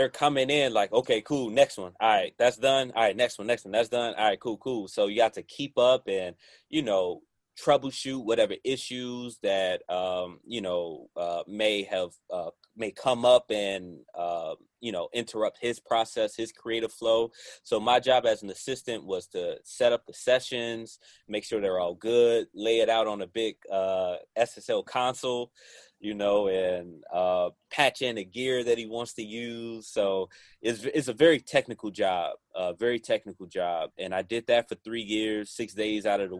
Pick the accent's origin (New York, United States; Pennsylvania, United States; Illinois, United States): Illinois, United States; Chicago; I'm from Chicago